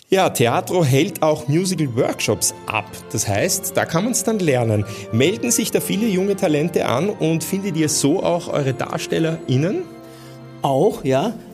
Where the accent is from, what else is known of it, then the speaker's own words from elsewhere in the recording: Vienna, Austria; also born or lived in Italy; bin in Italien geboren, aber in Wien aufgewachsen.